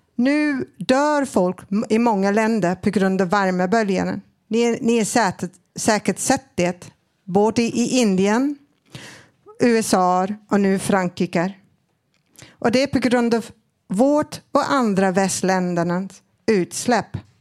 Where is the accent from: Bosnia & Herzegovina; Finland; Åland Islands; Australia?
Australia; Swedish is a second language; now in Sweden; jag är född i Australien